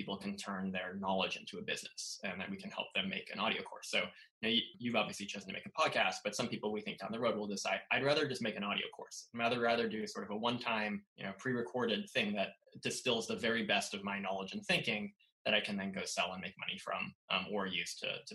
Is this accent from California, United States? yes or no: yes; Southern California, United States; also born or lived in Los Angeles / East Coast / San Francisco; now in San Francisco Bay Area, United States; I grew up in Southern California